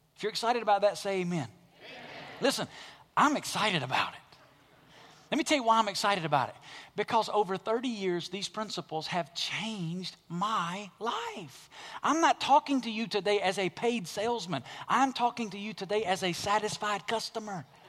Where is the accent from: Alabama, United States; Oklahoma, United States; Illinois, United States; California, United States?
Alabama, United States; moved away as an adult; Growing up in Alabama, a regular part of life in Alabama is tornadoes. I was born and raised there, lived there till I was about twenty-three years old